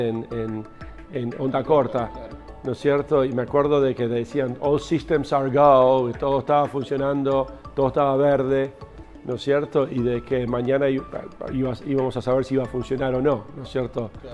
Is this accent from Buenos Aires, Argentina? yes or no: yes; Buenos Aires, Argentina; moved away; also born or lived in Río Negro; crecí acá en Buenos Aires